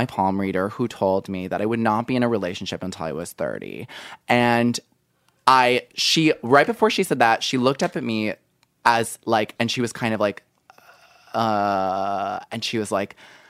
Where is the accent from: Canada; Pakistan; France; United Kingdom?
United Kingdom; I live in the United Kingdom, and I recently moved back to my hometown after living in London for over a year.